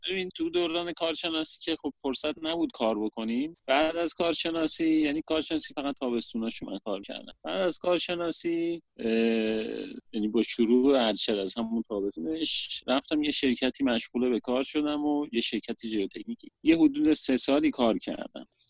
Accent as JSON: {"language": "Persian", "town": "Shahr-e Rey", "region": "Tehran Province", "country": "Iran", "tie": "born or raised there", "said": "از بچگی از اون موقعی که به دنیا اومدم ساکن شهرره بودم"}